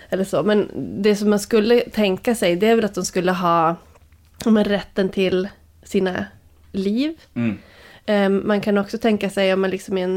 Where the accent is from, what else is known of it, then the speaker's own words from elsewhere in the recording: Luleå, Norrbotten County, Sweden; Eh, I Luleå.